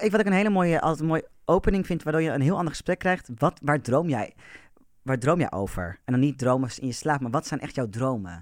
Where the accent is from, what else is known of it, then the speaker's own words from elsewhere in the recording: Amersfoort, Utrecht, Netherlands; Ik ben notabene geboren in Amersfoort.